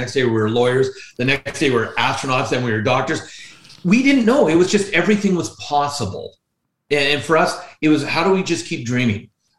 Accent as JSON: {"language": "English", "region": "British Columbia", "country": "Canada", "tie": "born there", "said": "Yeah, I was born in British Columbia, the province of British Columbia."}